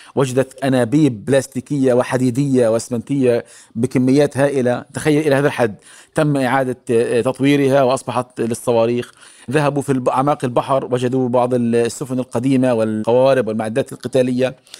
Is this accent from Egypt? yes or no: no; Gaza, Gaza Strip, Palestine; عندنا في غزه